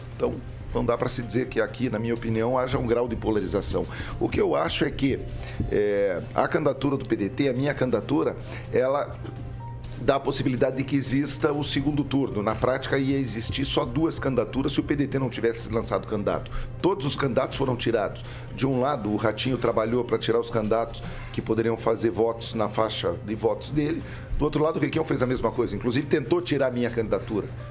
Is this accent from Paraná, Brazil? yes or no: yes; Curitiba, Paraná, Brazil; a banda de rock and roll mais famosa da minha juventude em Curitiba